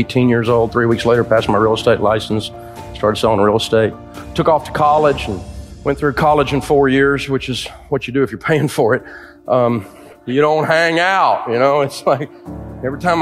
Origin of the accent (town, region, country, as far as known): Antioch, Tennessee, United States; born or raised there